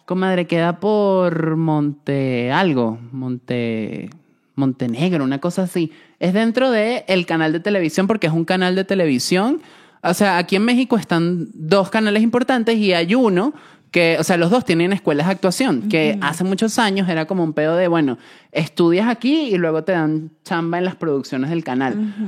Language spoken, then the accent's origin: Spanish; Venezuela; moved away